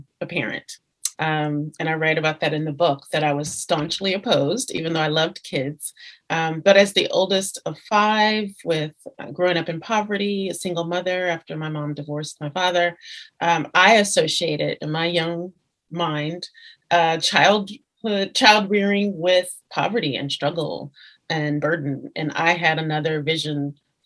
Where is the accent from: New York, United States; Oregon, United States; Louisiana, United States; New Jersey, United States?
Louisiana, United States; moved away as an adult; while I was in Louisiana